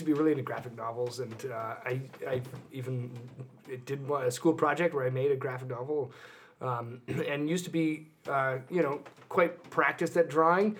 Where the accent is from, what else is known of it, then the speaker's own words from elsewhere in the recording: Toronto, Ontario, Canada; accent: Canadian; And I grew up in the East Side of Toronto.